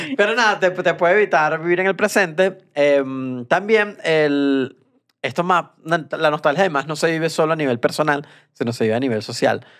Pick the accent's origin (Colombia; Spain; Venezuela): Venezuela; moved away